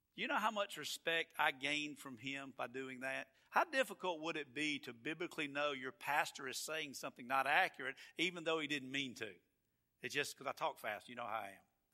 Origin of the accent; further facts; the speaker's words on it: Atlanta, Georgia, United States; now in Florida, United States; I am from Georgia, and I am from Atlanta, and it's just something about where you're from, it's just where you're from. And I love Florida, but I'm from Atlanta and that area.